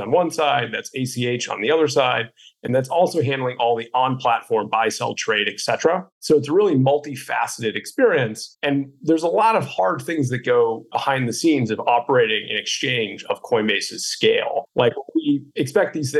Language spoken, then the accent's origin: English; Boston, Massachusetts, United States; being a Bostonian